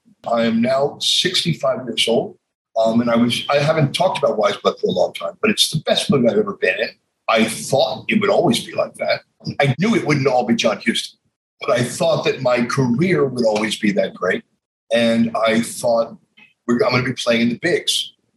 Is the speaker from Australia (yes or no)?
no; New York City, New York, United States; I grew up in New York